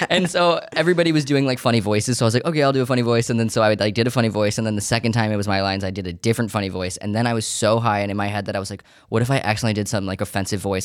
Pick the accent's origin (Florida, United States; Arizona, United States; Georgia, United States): Georgia, United States; Savannah; also born or lived in Syracuse, New York; now in New York City, United States; I was born in Syracuse, New York, but I grew up in Savannah, Georgia, and we moved there